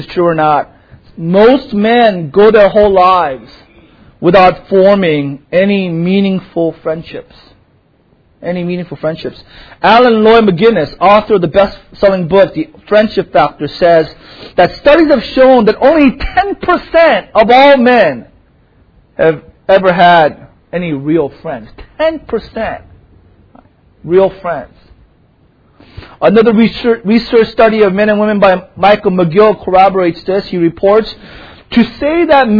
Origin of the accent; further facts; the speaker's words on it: South Korea; now in United States; for most, a bulk of my life, I grew up in Korea